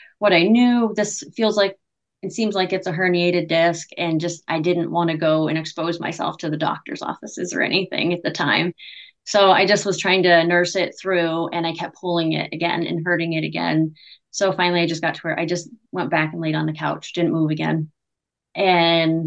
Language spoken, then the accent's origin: English; Pennsylvania, United States; moved away as an adult; also born or lived in New York / Buffalo, New York / Houston, Texas; I am from a very small town in Pennsylvania. It's extremely small, like population between like 1,500 and 2,000